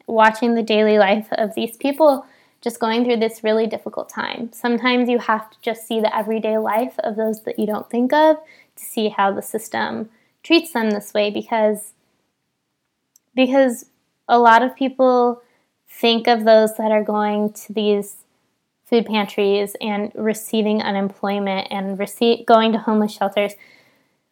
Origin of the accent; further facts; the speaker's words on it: San Bernardino, California, United States; I grew up in San Bernardino, California, which is a very low-income area.